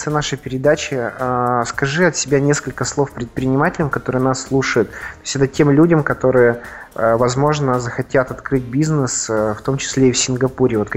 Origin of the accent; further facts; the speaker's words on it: Perm, Perm Krai, Russia; Вот я из Перми у нас есть сеть шикарная, шикарная сеть блинных.